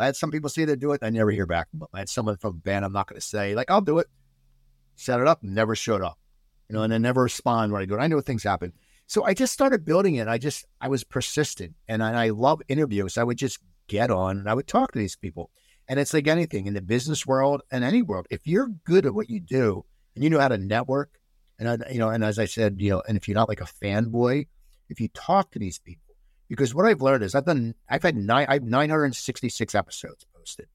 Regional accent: United States; also born or lived in New Jersey; they put us in a nice suburb outside 10 minutes, 15 minutes outside Philadelphia

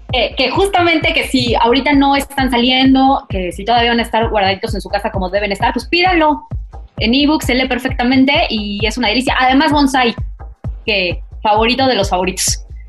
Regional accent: Mexico; yo, yo soy mexicana

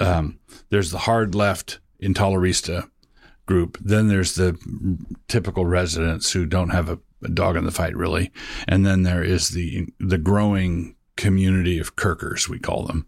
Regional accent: Annapolis, Maryland, United States; moved away as an adult; also born or lived in Ann Arbor, Michigan; now in Moscow, Idaho, United States; I call my hometown Annapolis, Maryland. I grew up in Annapolis.

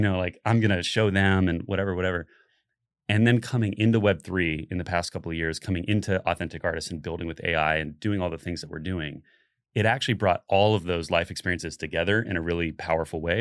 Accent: Central Florida, United States; I grew up in Central Florida

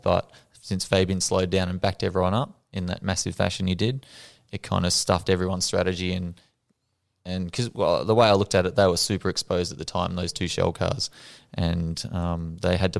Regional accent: Albury, New South Wales, Australia; I'm the original kid from Warbury

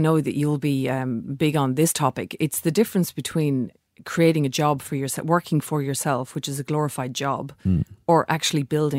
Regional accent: Ireland; now in Australia; I'm here in Australia. I'm Irish.

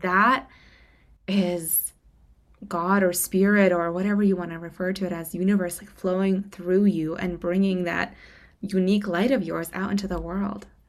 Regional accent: Moscow, Russia; moved away; I'm from Moscow, Russia originally.

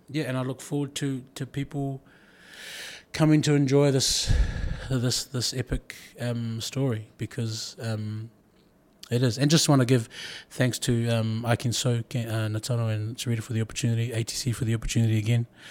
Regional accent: New Zealand; I'm, I'm born in New Zealand of Samoan heritage and, and Tagalone heritage

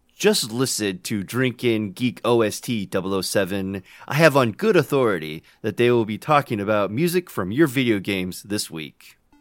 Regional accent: United States; accent: American; My accent is American

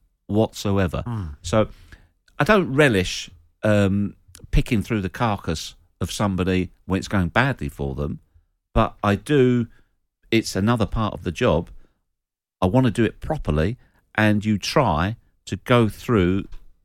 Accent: St Albans, East of England, United Kingdom; my hometown of St Albans

